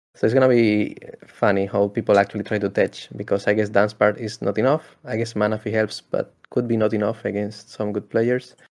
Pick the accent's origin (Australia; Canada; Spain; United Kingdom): Spain; I'm from Spain